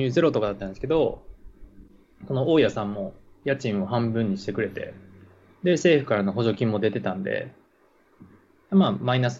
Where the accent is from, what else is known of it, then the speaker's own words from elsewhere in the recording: Aichi, Japan; 愛知県です。うん。学校は学校が大阪の森の宮医療大学っていうところに行って